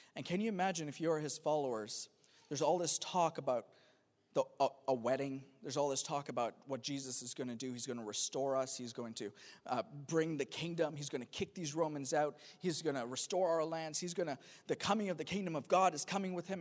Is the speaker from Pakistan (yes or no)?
yes; Pakistan; moved away; I'm from, I'm from Pakistan originally